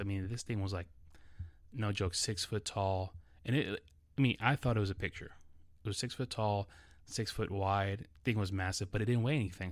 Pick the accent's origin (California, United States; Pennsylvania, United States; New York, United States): New York, United States; New York City; English is a second language; growing up in New York City